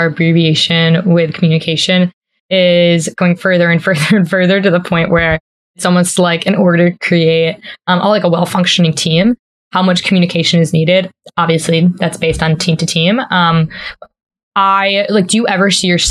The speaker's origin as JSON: {"language": "English", "region": "East Coast", "country": "United States", "said": "I'm from the East Coast, my family's here"}